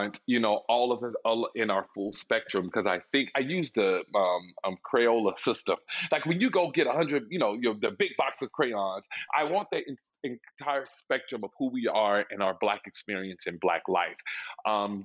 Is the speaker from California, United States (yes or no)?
no; Little Rock, Arkansas, United States; now in New York City, United States; I'm originally from Little Rock, Arkansas